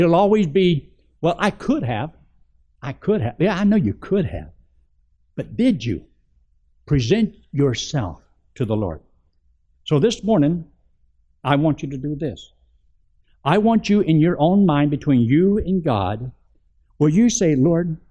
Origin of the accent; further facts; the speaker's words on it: Georgia, United States; I was raised in Georgia, in the Flatwoods, and my daddy was a bootlegger